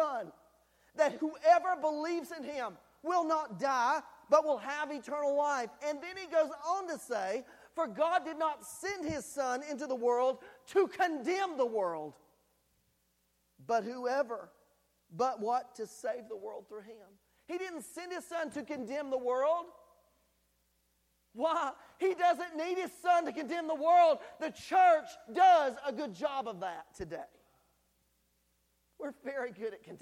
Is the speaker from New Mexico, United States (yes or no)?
no; North Carolina, United States; now in Tennessee, United States; the culture that I was raised in North Carolina